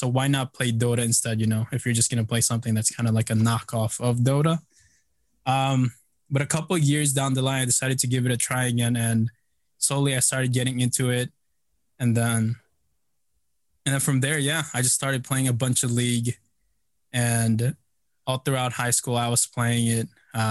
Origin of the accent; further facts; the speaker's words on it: Philippines; So I, you know, I'm Filipino. Growing up, we kind of always visited the Philippines.